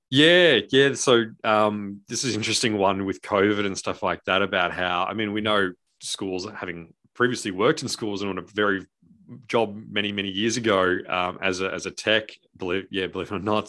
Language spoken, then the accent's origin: English; Australia; we're Australian